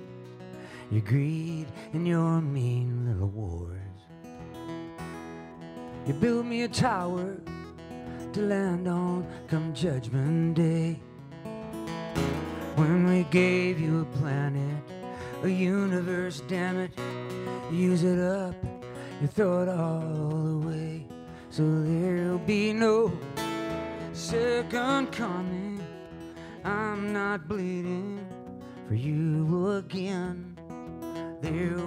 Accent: Independence, Missouri, United States; I was from Independence, Missouri

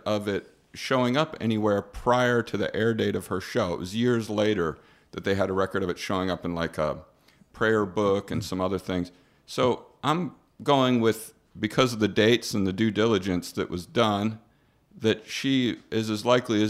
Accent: Wilmington, Delaware, United States; also born or lived in Walton County, Florida; my family's originally from down here. I grew up coming down here in the summers and then in Wilmington, Delaware for the school year.

